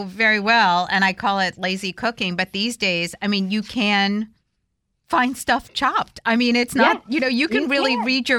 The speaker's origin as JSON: {"language": "English", "area": "the North", "region": "Northern United States", "country": "United States", "said": "as a Northerner who did not grow up, like, making biscuits with my grandmother"}